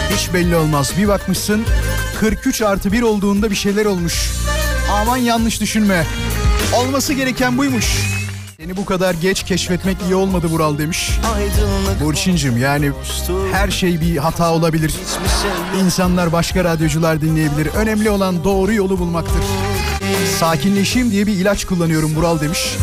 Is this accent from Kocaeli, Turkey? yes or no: yes; Izmit, Kocaeli, Turkey; Çünkü ben İzmitliyim